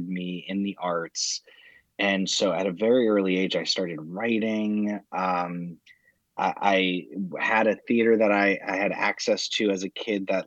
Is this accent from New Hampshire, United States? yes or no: yes; New Hampshire, United States; I was raised in New Hampshire